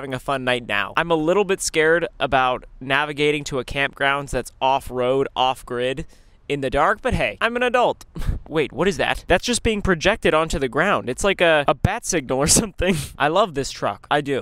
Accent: Texas, United States; I'm from Texas

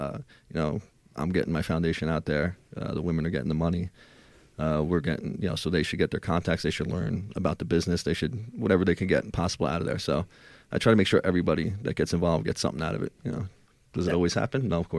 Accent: Ireland; I am Irish. I have a stubborn, you know, head a little bit.

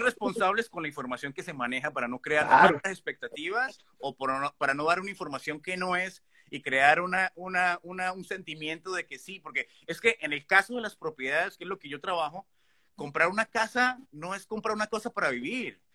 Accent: Colombia; moved away as an adult; now in Canada; que somos de Colombia

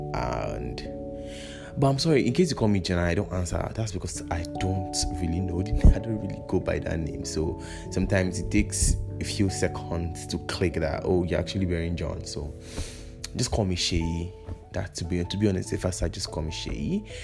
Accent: Kaduna, Kaduna State, Nigeria; also born or lived in Kwara State; I was born and brought up in Kaduna, and funny enough, I'm also from the North Kwara State to be precise. So I'm a full blown northerner.

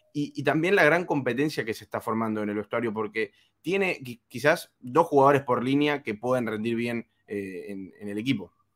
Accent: Argentina; soy argentino

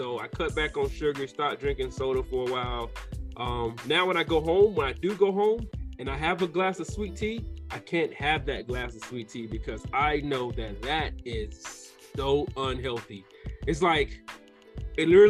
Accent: the South, United States; I'm from the South

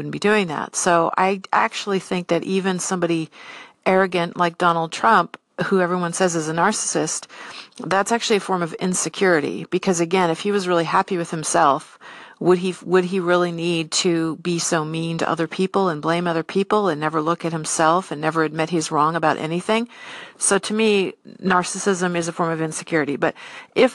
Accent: San Diego, California, United States; now in Seattle, United States; I grew up in San Diego, California, lots of Mexican culture there

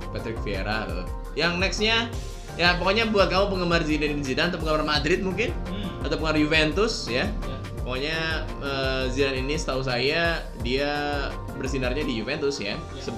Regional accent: Java, Indonesia; sebagai orang Pulau Jawa

